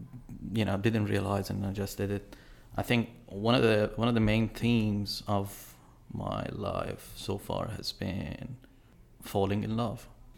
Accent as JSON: {"language": "English", "country": "Iran", "first_language": "fa", "second_language": "English", "said": "let me tell you this, that my mother tongue is Farsi, right? And as much as I can talk and express myself in that language, I probably won't be able to do the same quality in English."}